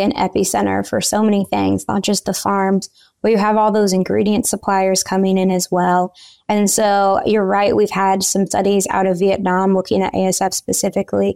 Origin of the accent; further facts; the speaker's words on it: Central Illinois, United States; moved away as an adult; also born or lived in Kansas; I'm originally from Central Illinois, and I grew up in the show pig industry